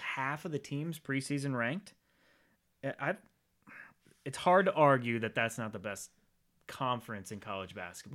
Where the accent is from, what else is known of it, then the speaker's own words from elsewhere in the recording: Rhode Island, United States; moved away; growing up in Rhode Island